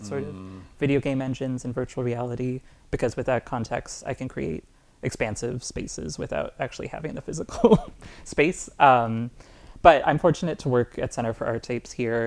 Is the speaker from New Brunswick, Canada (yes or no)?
yes; Moncton, New Brunswick, Canada; I grew up in Moncton, New Brunswick